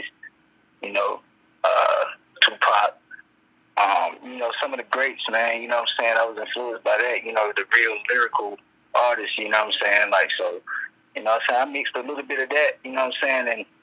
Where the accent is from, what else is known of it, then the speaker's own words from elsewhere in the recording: Smithfield, North Carolina, United States; I'm from Smithfield, North Carolina, Johnson County, Joco